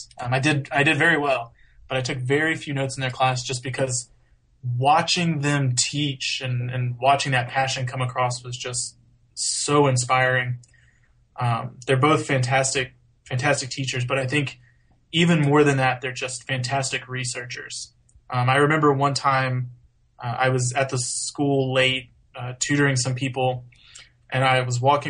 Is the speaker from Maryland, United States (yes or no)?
no; Houston, Texas, United States; also born or lived in Washington; now in Pennsylvania, United States; I grew up kind of near Houston